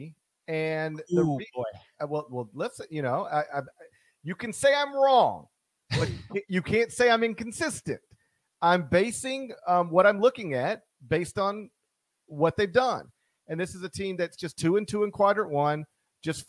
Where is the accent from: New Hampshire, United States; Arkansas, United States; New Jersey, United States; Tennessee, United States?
Tennessee, United States; Memphis; my hometown